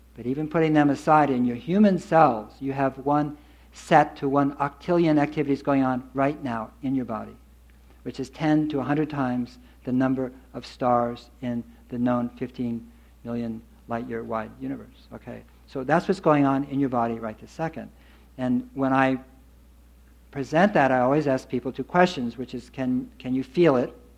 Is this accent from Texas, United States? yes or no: no; Berkeley, California, United States; I grew up in Berkeley